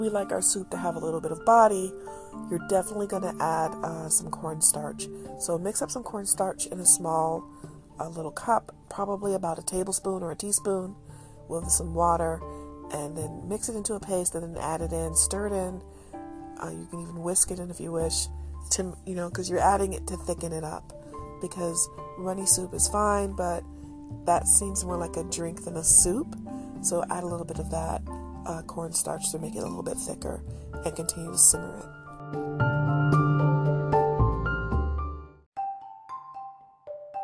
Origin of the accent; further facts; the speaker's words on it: Detroit, Michigan, United States; I am definitely a child of Detroit